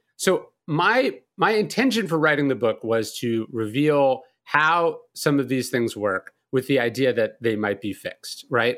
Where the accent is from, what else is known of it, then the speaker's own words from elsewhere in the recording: California, United States; also born or lived in New Orleans; now in Bastrop, United States; I'm from California, so I moved to New Orleans